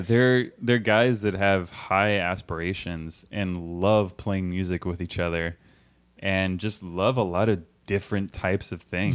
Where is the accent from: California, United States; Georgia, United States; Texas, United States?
Texas, United States; Austin; I'm from Austin